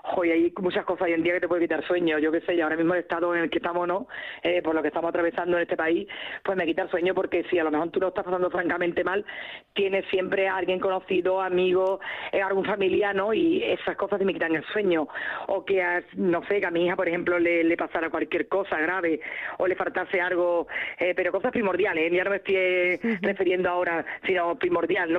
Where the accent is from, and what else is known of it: southern Spain, Spain; moved away